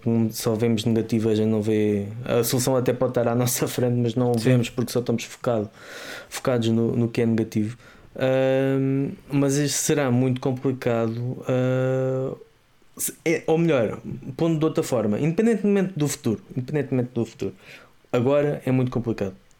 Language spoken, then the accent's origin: Portuguese; Azambuja, Lisbon, Portugal; onde eu cresci, a zona da Zambuja, a linha da Zambuja